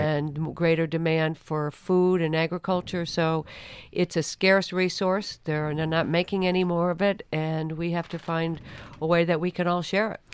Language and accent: English; Rutland, Vermont, United States; my hometown of Rutland, Vermont